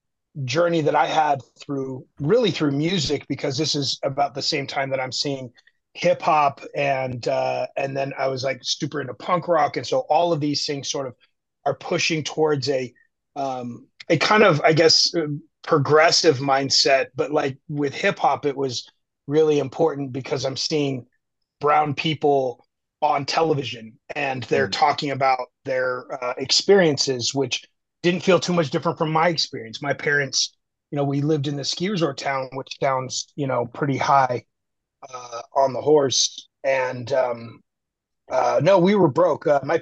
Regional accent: Park City, Utah, United States; also born or lived in Chattanooga, Tennessee; And we moved to Utah when I was two, which is where my mother grew up. I grew up in Park City, Utah, which is a ski resort town on the west side of the Rocky Mountains. That's where I grew up. It's a ski resort town.

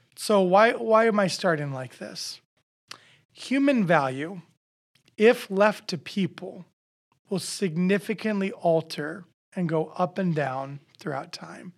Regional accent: Nebraska, United States; now in Iowa, United States; I'm originally from Nebraska, but we're from Iowa now

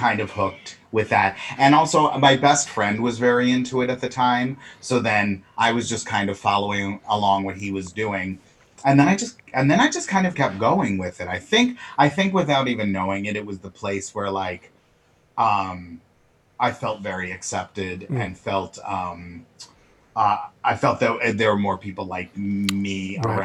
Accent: Islip, New York, United States; now in Manhattan, United States; I'm originally from Long Island, Islip

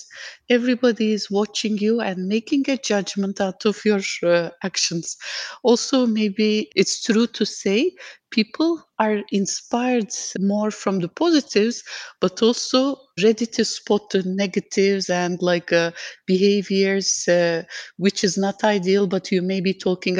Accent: Turkey; moved away as an adult; now in Dubai, United Arab Emirates; I have been based in Dubai for last 14 years, but I'm originally from Turkey

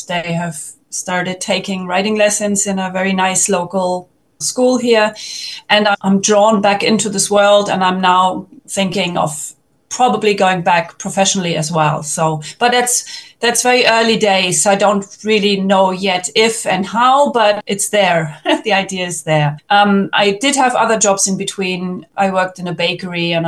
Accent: Germany; moved away as an adult; now in Portugal; I was born in Germany in the late 1970s

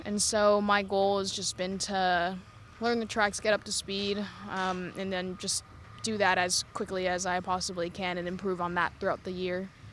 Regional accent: United States; being American

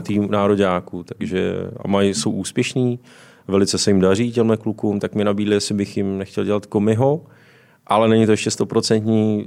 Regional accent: Liberec, Liberec Region, Czechia; moved away as an adult; also born or lived in Jičín; now in Vrchlabí, Czechia; jsem z Liberce, vyučil jsem se v Liberci.

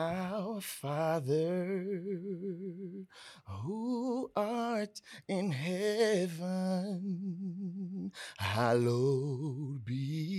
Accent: Statesboro, Georgia, United States; I was born and raised here in Statesboro.

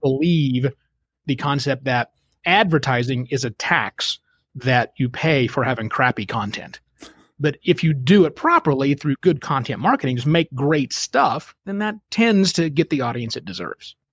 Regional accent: Oklahoma, United States; moved away as an adult; also born or lived in Phoenix; I'm born and raised in Oklahoma.

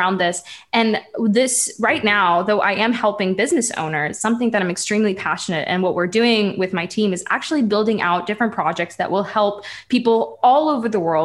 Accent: Ukraine; I come from Ukraine

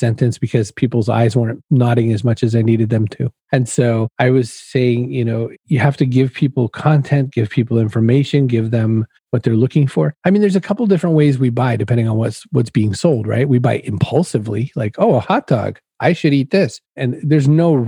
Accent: Maine, United States; now in Massachusetts, United States; I was a kid growing up in Maine.

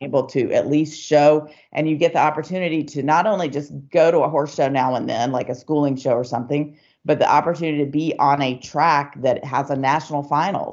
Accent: Atlanta, Georgia, United States; I grew up in Atlanta, Georgia

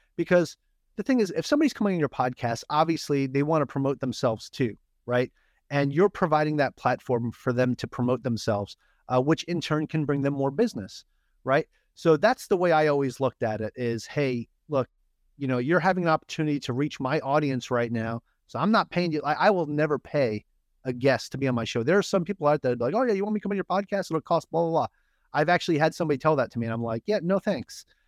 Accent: New York, United States; moved away; I'm from New York

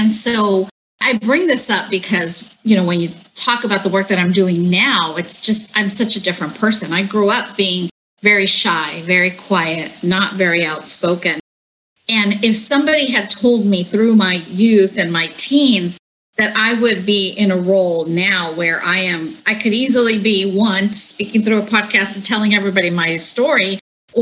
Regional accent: Santa Ana, California, United States; I was born here in Orange County, specifically in Santa Ana

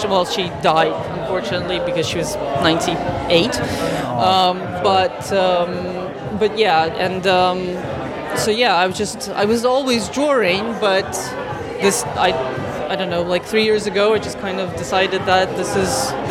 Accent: New York, United States; also born or lived in Russia / China; I'm a Russian born and uh, but I grew up in New York, so I'm just yeah. I was actually born in China, so I've been around.

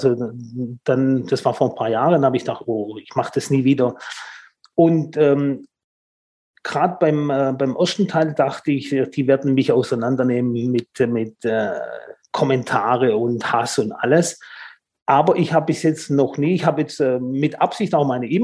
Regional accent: Tübingen, Baden-Württemberg, Germany; born there; accent: Swabian; Ich bin ähm, Italiener, ja, aber ich bin in Deutschland geboren, in Tübingen.

